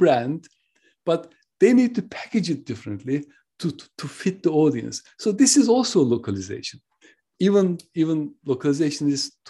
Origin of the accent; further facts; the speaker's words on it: Turkey; now in United Kingdom; I am originally from Turkey. I live in the UK.